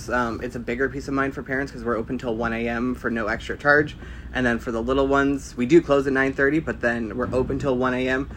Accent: just outside Niagara Falls, Ontario, Canada; moved away as an adult; my hometown, which is just outside Niagara Falls, Canada

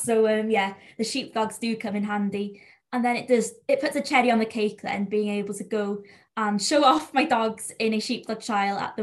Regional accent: North Wales, United Kingdom; accent: North Wales Welsh accent; first language Welsh; English is a second language; up in North Wales, I don't know if you can tell, but the accent is very different to South Wales

